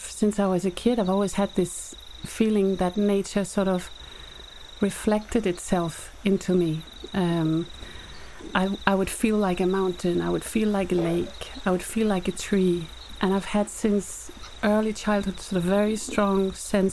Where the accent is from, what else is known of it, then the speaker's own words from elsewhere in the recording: Whanganui, Manawatū-Whanganui, New Zealand; moved away; I grew up in New Zealand and we lived by this river. And my family immigrated to New Zealand in the 70s and we lived in Whanganui